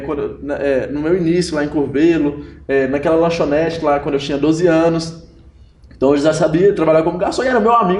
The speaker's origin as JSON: {"language": "Portuguese", "town": "Montes Claros", "region": "Minas Gerais", "country": "Brazil", "tie": "born or raised there", "said": "lá em Montes Claros, onde eu sou caçula de, de três filhos, minha mãe era professora"}